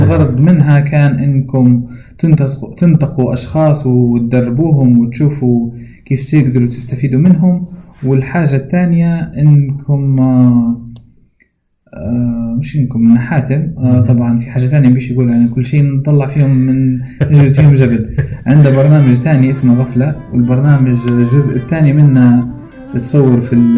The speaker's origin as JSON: {"language": "Arabic", "country": "Libya", "accent": "Libyan", "said": "احنا الليبيين بشكل عام نقدر نقول لهجتنا واضحة"}